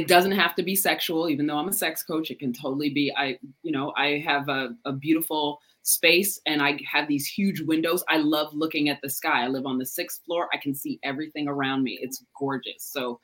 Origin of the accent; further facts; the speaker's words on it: Chicago, Illinois, United States; I grew up in Chicago, so that's our heritage.